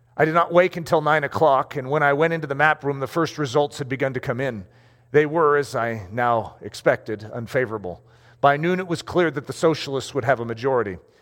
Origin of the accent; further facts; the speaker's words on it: United States; I'm an American